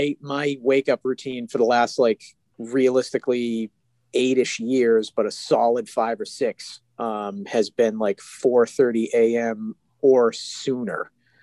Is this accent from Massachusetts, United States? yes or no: yes; Boston, Massachusetts, United States; It's just we're essentially to the rest of the country. We are from Boston.